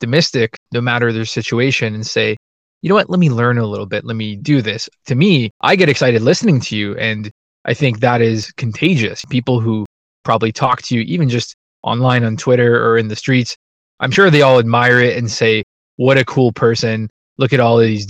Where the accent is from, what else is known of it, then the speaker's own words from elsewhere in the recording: Canada; I'm Canadian